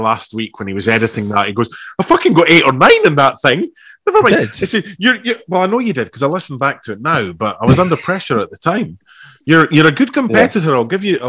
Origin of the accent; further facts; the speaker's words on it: Australia; I'm the Australian Benjamin Button. I'm only 22, honestly